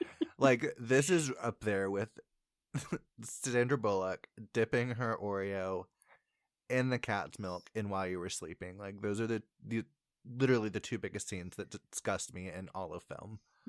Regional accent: Indiana, United States; We are from Indiana.

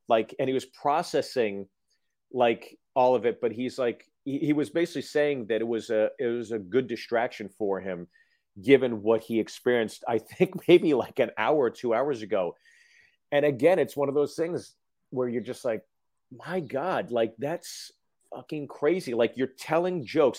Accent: Freehold, New Jersey, United States; I was born in Freehold

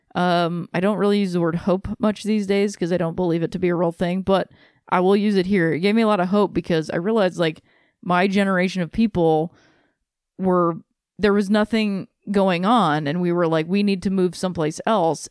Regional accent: Akron, Ohio, United States; moved away; I had a great time in my hometown.

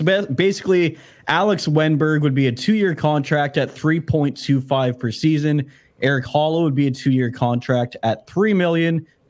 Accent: Vancouver, British Columbia, Canada; we're from Vancouver.

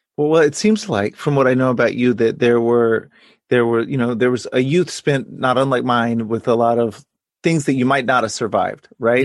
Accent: Texas, United States; my own experience growing up in Texas

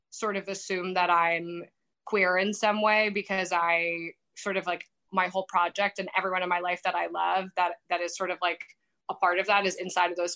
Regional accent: New York, United States; I'd say the Knicks because I'm from New York, but they suck too.

